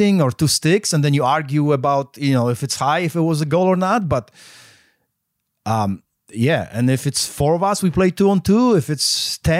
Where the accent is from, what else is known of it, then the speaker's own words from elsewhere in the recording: Poland; now in United States; I grew up in Poland